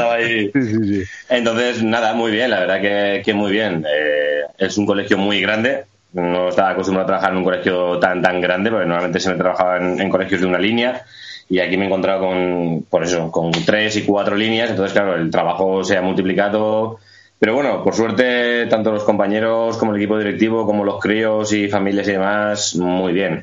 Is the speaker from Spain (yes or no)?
yes; Guadalajara, Castilla-La Mancha, Spain; moved away as an adult; now in Puerto de Sagunto, Spain; soy de Guadalajara, nací en Guadalajara.